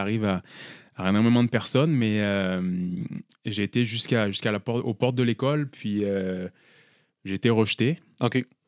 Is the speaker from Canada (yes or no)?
no; France; peut-être que mon accent, vous ne l'entendez pas, mais je suis français